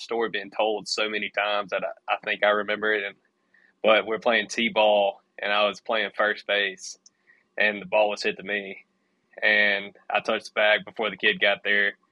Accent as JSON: {"language": "English", "area": "near Meridian", "region": "Mississippi", "country": "United States", "tie": "born or raised there", "also_born_or_lived": "Conway, Arkansas", "lives_now": "Booneville, United States", "said": "it's held in Meridian near my hometown"}